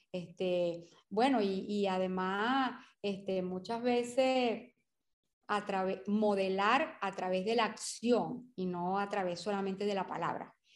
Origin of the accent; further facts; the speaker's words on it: Portuguesa, Venezuela; also born or lived in Carabobo; vivimos en el Estado portuguesa o nacimos en el Estado portuguesa